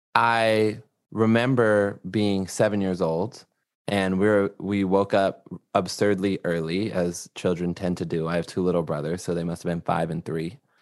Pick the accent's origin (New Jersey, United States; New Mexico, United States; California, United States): California, United States; Los Angeles; I'm from Los Angeles, California